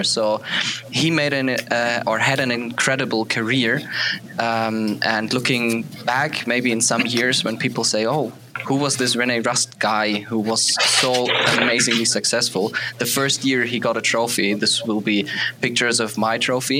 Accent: Germany; English is a second language; I'm from Germany

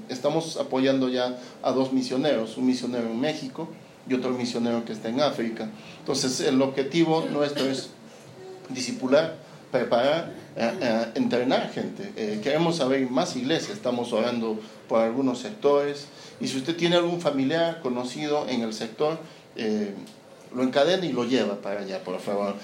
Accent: Peru; now in Santiago, Chile; yo no soy chileno. bueno, sí soy chileno. Lo que pasa es que nací en Perú.

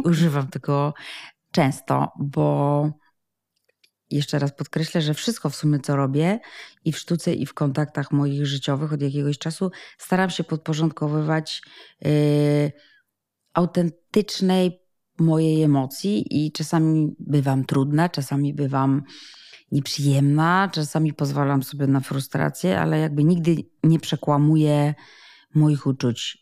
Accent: Poland; wszyscy w Polsce, albo bardzo duża nas część jesteśmy ochrzczeni, wyrośliśmy przynajmniej w dużej bliskości z katolickim kościołem

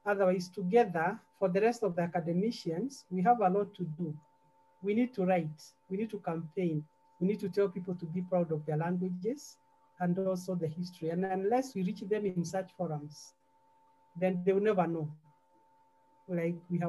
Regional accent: Central Province, Kenya; I'm from Central

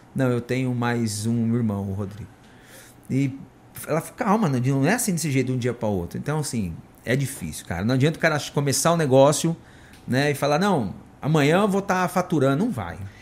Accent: São Bernardo do Campo, São Paulo, Brazil; now in Indaiatuba, Brazil; a gente é de São Bernardo, o pessoal tudo trabalhando na Mercedes

